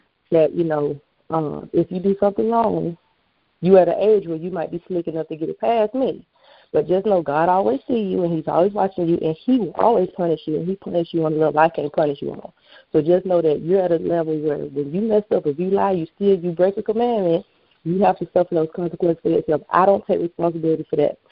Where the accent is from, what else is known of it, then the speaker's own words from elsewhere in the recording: Atlanta, Georgia, United States; I am a Atlanta native